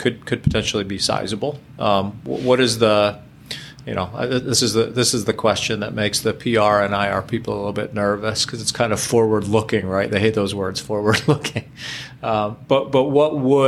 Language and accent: English; near Buffalo, New York, United States; I grew up near Buffalo